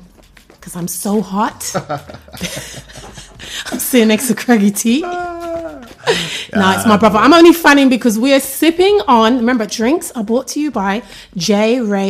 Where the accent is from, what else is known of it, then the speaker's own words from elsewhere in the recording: Jamaica; We are not Trinidadian, we are Jamaicans.